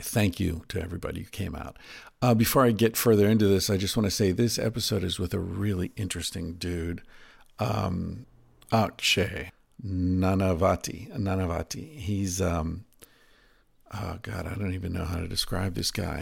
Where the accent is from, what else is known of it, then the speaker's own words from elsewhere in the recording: United States; I'm American